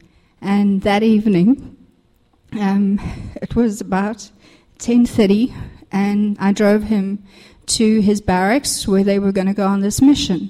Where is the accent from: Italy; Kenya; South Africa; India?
South Africa; moved away; I am actually South African